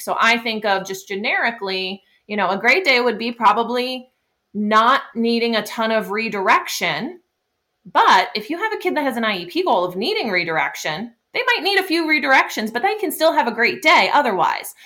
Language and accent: English; Pennsylvania, United States; where I'm from. I'm from Pennsylvania, and that's part of our teacher evaluation